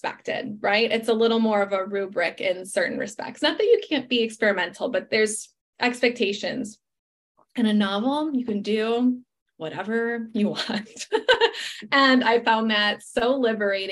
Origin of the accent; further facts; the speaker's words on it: Chicago, Illinois, United States; now in Los Angeles, United States; Then I fly to Chicago, my hometown